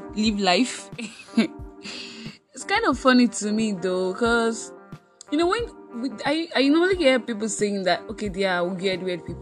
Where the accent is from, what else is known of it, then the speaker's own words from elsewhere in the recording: Osun, Nigeria; also born or lived in Kogi State (ancestral origin); I was birthed in Nigeria, actually. In Osun State, to be precise, although I'm originally from Kogi State